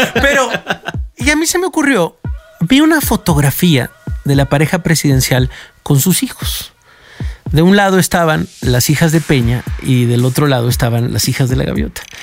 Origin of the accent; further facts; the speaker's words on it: Mexico; como mexicanos